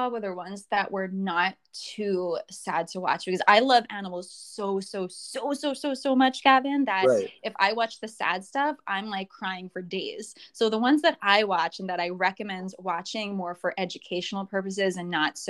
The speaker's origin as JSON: {"language": "English", "region": "New York", "country": "United States", "lives_now": "Florida, United States", "said": "I've only been here in Florida for a short while. I still have my place in New York, and I am still a New Yorker."}